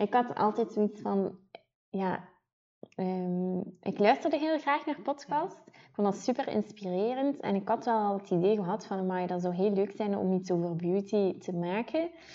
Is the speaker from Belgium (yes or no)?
yes; Ghent, Flanders, Belgium; accent: Ghent; Ik ben afkomstig uit Gent. Dat zullen de mensen wel horen die aan het luisteren zijn en mijn niet te verstoppen accent